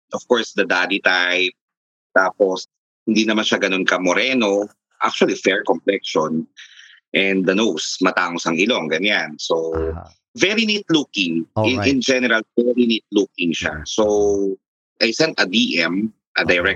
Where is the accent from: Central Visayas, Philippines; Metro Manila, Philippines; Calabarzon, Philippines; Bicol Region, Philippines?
Metro Manila, Philippines; Taguig; Siguro nakita niya sa profile ko that I'm from Taguig.